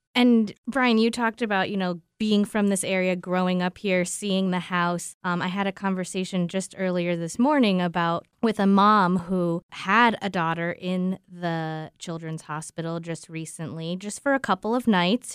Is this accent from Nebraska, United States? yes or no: no; Southern California, United States; moved away as an adult; also born or lived in Midwest; now in Albany, United States; I grew up in Southern California, born and raised